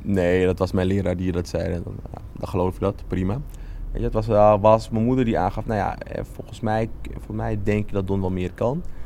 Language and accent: Dutch; Amsterdam, North Holland, Netherlands; Ik ben wel opgegroeid in Amsterdam Zuidoost